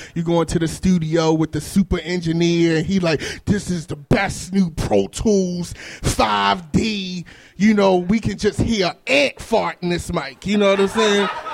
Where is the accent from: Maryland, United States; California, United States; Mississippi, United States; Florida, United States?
Maryland, United States; Baltimore; moved away; I'm from Baltimore. I'm from West Baltimore. I actually live in Bedfield now